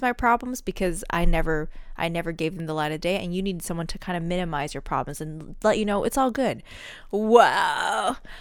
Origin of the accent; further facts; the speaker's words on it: United States; now in Seattle, United States; being an American